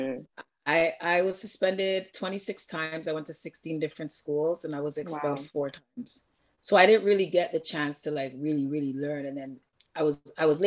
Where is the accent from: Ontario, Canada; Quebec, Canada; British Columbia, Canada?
Ontario, Canada; Toronto; I grew up in Jamestown and Jane and Finch